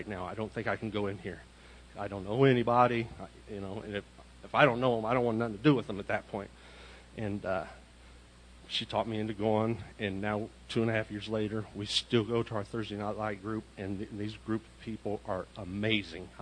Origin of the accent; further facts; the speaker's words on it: Indianapolis, Indiana, United States; moved away as an adult; I'm from Indianapolis, Indiana, and I'm a huge mama's boy, and I thought I would never leave Indianapolis, Indiana.